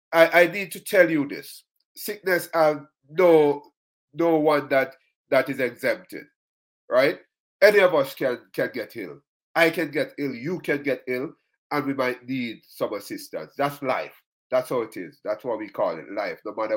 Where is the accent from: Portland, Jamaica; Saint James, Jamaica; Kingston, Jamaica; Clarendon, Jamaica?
Kingston, Jamaica; St. Patrick's Primary in Waterhouse, where I grew up.